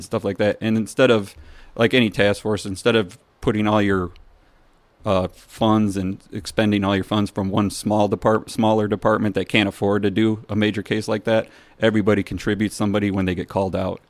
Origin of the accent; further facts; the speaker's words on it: Streator, Illinois, United States; I grew up in Streeter.